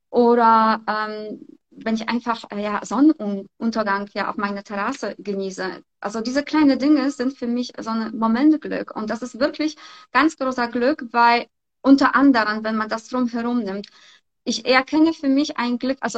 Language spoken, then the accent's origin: German; Poland; moved away; ganz ehrlich, ich komme auch aus Polen ich war auch in ihrem Alter, habe ich einfach Koffer gepackt und bin hierher gekommen.